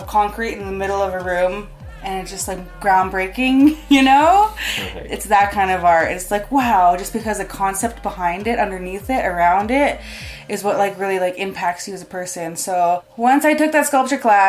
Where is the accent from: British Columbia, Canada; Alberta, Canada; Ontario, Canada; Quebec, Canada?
Alberta, Canada; Calgary; also born or lived in Siksika; Predominantly just stay in Calgary my whole life.